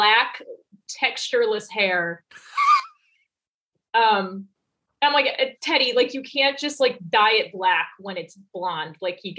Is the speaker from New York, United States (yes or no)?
yes; New York, United States; I'm a New Yorker.